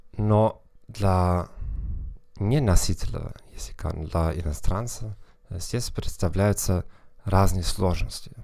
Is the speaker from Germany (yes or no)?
yes; Northern Germany, Germany; accent: Northern German; Russian is a second language; я из Северной Германии